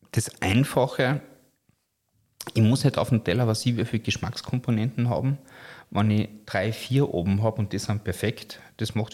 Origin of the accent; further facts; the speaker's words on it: Carinthia, Austria; Bei uns in Kärnten sagt man ja Fleischknödel, da sagt man nicht Haché.